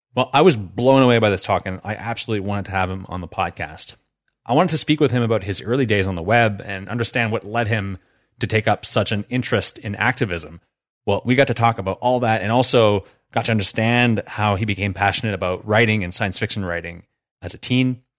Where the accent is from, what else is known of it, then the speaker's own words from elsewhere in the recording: New Brunswick, Canada; I grew up in New Brunswick